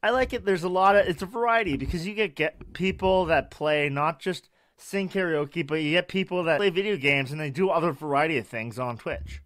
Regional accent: Canada; I'm Canada

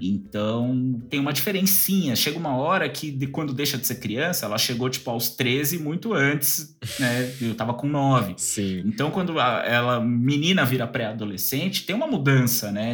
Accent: São Paulo, Brazil; also born or lived in Alto da Lapa, São Paulo; meu coração é da Zona Leste, onde eu nasci e fui criado

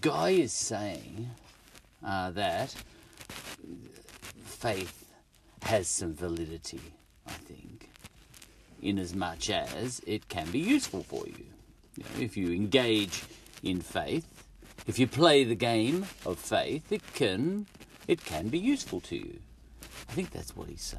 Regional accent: Australia; I'm an Australian

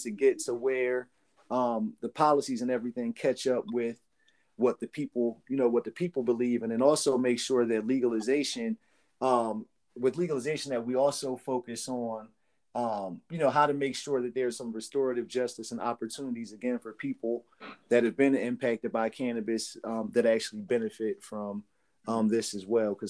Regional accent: Trenton, New Jersey, United States; I grew up in Trenton, New Jersey

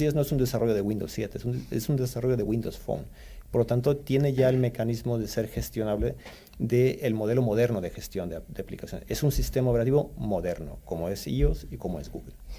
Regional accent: Stockholm, Stockholm County, Sweden; also born or lived in Mexico City, Mexico; now in Spain; crecí en Estocolmo, Suecia

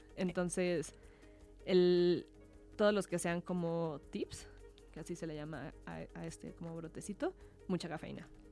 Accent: Mexico; nosotros como mexicanos

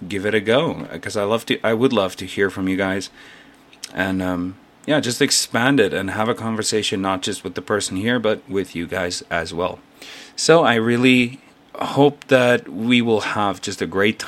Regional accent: South Africa; moved away as an adult; now in South Korea; I'm originally from South Africa, but I currently live and work in Korea, South Korea, as a full-time English teacher

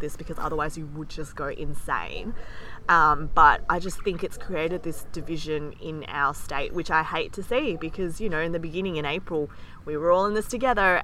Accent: Australia; both of us are born in Australia

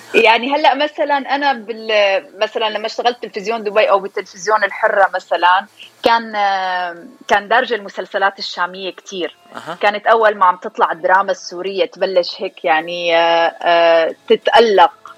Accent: Syria; also born or lived in Dubai / Washington DC; now in Kentucky, United States; انا من سوريا وصار لي من 2005 بأمريكا

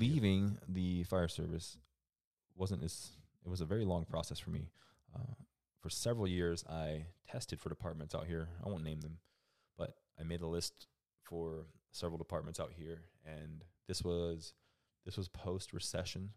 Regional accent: Florida, United States; moved away as an adult; I grew up in Florida

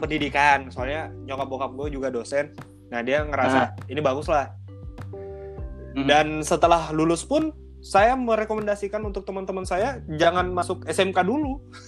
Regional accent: Makassar, South Sulawesi, Indonesia; also born or lived in Gowa; saya dari sini dari Makassar, uh, sekolah saya Telkom

